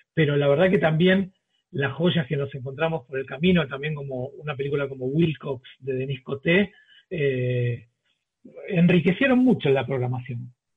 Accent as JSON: {"language": "Spanish", "country": "Argentina", "moved": "as an adult", "lives_now": "Colombia", "said": "como argentino"}